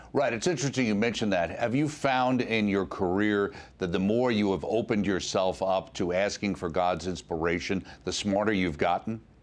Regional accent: New York, United States; myself coming from New York

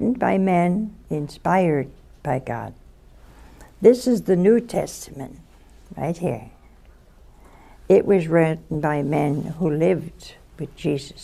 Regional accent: Crestline, Ohio, United States; moved away; my hometown

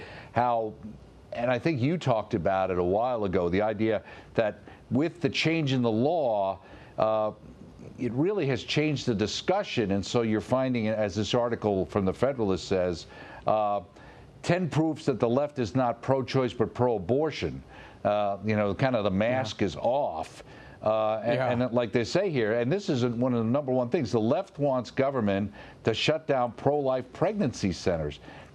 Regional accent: New York, United States; when I grew up in New York.

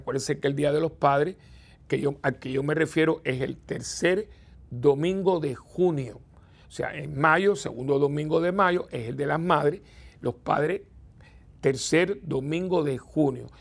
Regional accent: Cuba; now in Puerto Rico; tuve que abandonar mi país natal

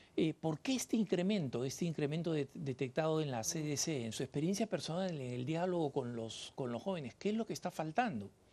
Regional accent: Peru; moved away; also born or lived in Colorado, United States; el país de donde yo vengo, en el Perú

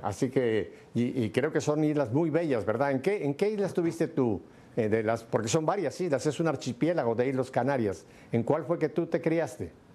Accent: Mexico; Yo me recuerdo también de mi infancia en México

